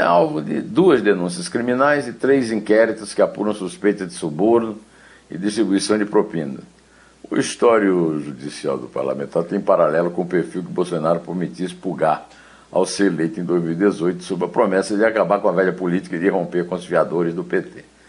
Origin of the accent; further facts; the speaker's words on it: Alto Sertão da Paraíba, Brazil; Eu nasci, Carolina, no Alto Sertão da Paraíba